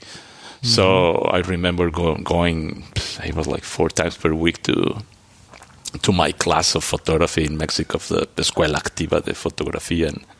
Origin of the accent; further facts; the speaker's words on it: Antwerp, Flanders, Belgium; born there; But so I was born in Antwerp.